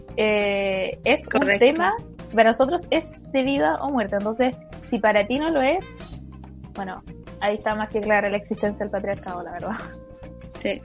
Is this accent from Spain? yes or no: no; Chimbarongo, O'Higgins, Chile; moved away; como soy de región, originalmente soy de Chimbarongo